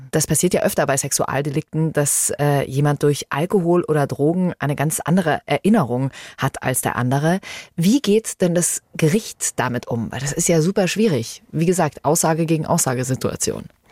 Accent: Bavaria, Germany; Hier bei uns in Bayern

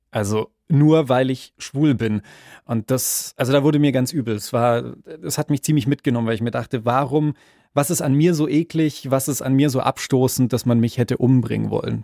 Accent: Bavaria, Germany; Ich bin zwar selber in Bayern groß geworden

